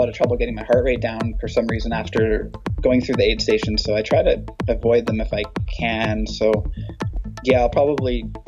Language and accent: English; Chilliwack, British Columbia, Canada; I always do that one because I'm from Chilliwack.